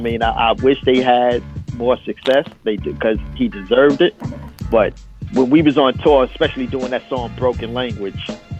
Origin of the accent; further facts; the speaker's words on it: Brooklyn, New York, United States; I'm from Coney Island.